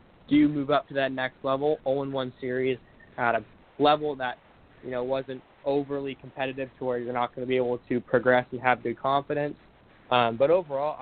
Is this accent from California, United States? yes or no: yes; Bay Area, California, United States; I'm from California. I'm from the Bay Area.